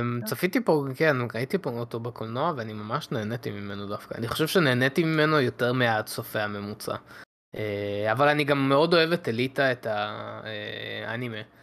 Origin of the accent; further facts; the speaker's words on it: Israel; בתור ישראלים